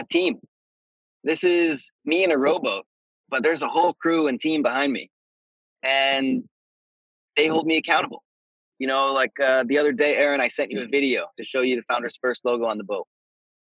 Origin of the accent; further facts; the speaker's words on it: United States; as an American